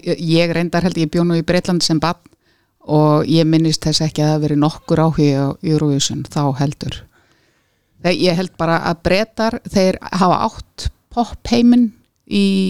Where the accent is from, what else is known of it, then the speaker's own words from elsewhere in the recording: Reykjavík, Capital Region, Iceland; also born or lived in Kópavogur, Iceland / Brighton, England; ég líti á mig sem breyðtilding